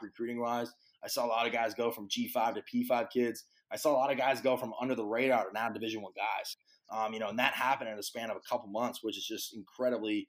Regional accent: California, United States; moved away; come back to my home state of California, be back here with my family and friends

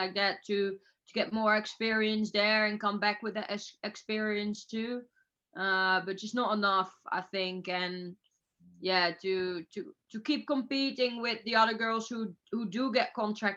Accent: Netherlands; I'm from Holland.

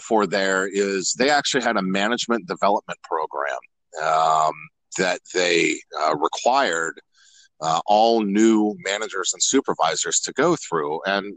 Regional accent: Columbus, Ohio, United States; moved away as an adult; also born or lived in Lima, Ohio; now in Charlotte, United States; I was born and raised born in Lima, Ohio. And I'm told, I have no recollection of this, celebrated my first birthday in Columbus, Ohio, and lived there pretty much ever since

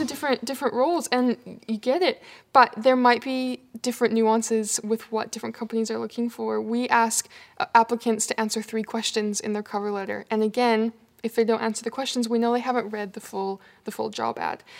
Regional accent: Canada; moved away as an adult; now in Australia; you might notice my accent. I'm from Canada.

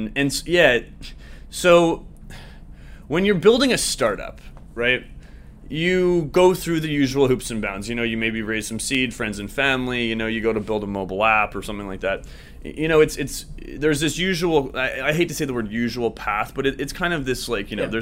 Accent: Vancouver, British Columbia, Canada; moved away as an adult; now in Toronto, Canada; I'm from Vancouver originally, on the West Coast in Canada.

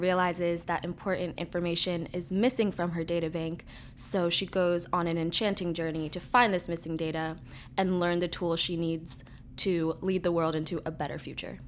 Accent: New York City, New York, United States; I am a filmmaker from New York City

